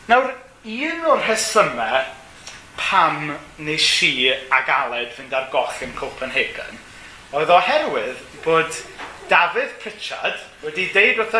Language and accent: Welsh; Gomes Coch, Wales, United Kingdom; now in Caernarfon, United Kingdom; dwi'n dod o Gomes Coch ac yn byw yng Nghernarfon.